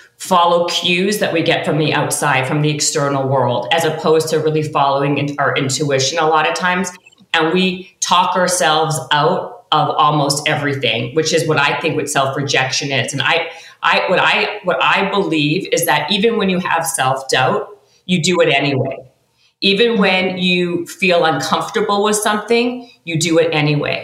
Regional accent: Canada; I'm Canadian

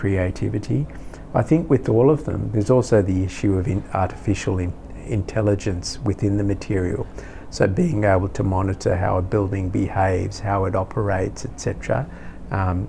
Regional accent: Australia

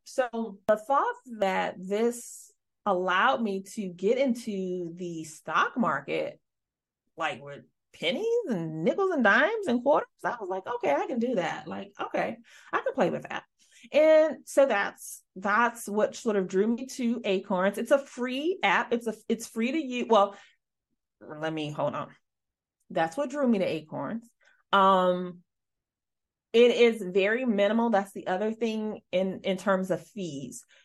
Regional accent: Midwest, United States; I'm from the Midwest

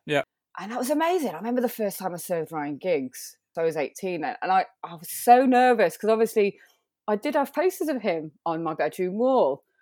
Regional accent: Manchester, North West England, United Kingdom; I'm born born and raised in Manchester

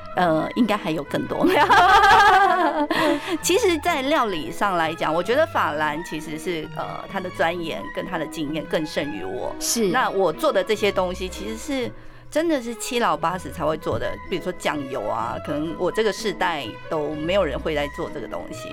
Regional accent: Taipei, Taiwan; moved away as an adult; now in Yilan, Taiwan; 国小就已经到台北

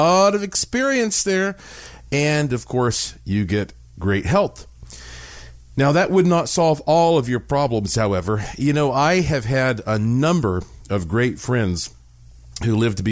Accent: Asheville, North Carolina, United States; my hometown of Asheville, North Carolina

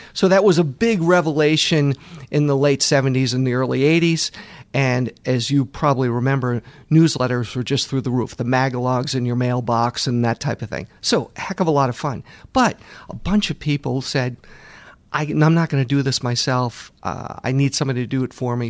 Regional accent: Boston, Massachusetts, United States; I grew up in the Boston area, went to Babson College

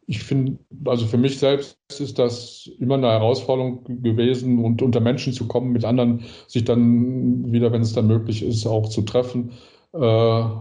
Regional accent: North Rhine-Westphalia, Germany; Ich sage immer das, ich bin ja aus dem Ruhrgebiet.

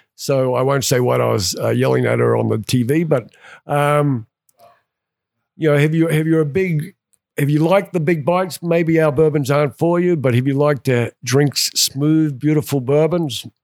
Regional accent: Australia; also born or lived in England / Atlanta, Georgia; now in Cumming, United States; I'm originally from Australia, lived in England, and came over to, uh, Atlanta, Georgia back in nineteen ninety-two

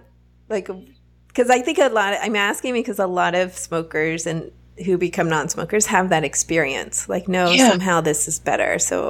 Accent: the South, United States; accent: southern; You can also hear my southern accent come out.

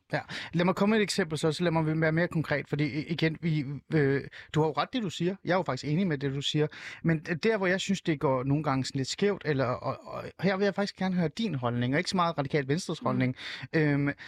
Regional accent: Iran; now in Denmark; jeg er jo selv fra Iran

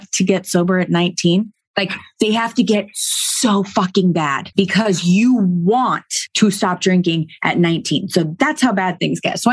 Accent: Silicon Valley, California, United States; I grew up in Silicon Valley

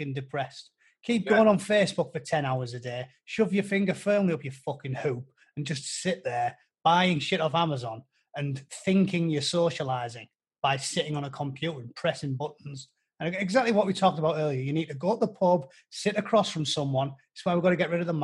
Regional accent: United Kingdom; I'm British

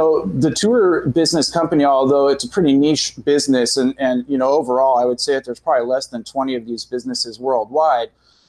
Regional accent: San Diego, California, United States; now in Norman, United States; I say I'm originally from San Diego

